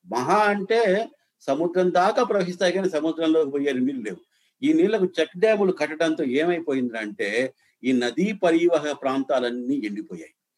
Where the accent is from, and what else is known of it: Chittoor district, Rayalaseema, Andhra Pradesh, India; born or raised there